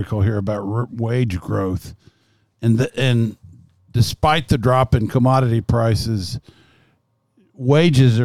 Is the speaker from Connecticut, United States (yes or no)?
no; Lexington, Kentucky, United States; I grew up here in Lexington